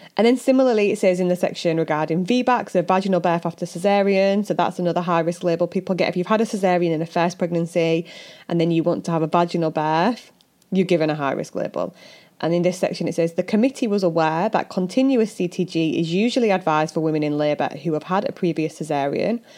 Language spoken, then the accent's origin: English; United Kingdom; we're British